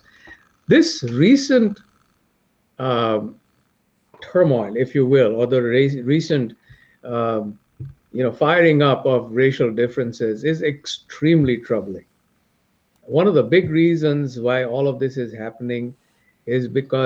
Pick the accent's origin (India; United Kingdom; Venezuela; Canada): India; now in United States; I'm from India